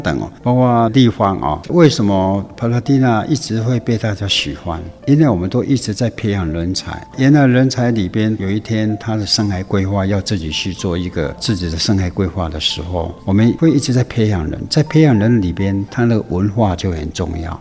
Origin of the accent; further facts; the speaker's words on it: Guiren, Tainan, Taiwan; 我们归人的这些乡亲们